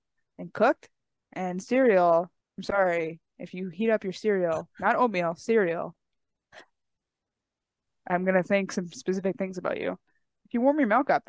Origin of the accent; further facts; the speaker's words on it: Amherst, Nova Scotia, Canada; in my hometown